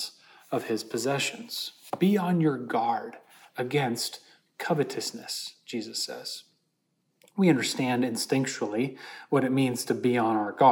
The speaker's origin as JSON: {"language": "English", "town": "Holland", "region": "Michigan", "country": "United States", "tie": "born or raised there", "moved": "yes", "said": "I was in my hometown of Holland, Michigan."}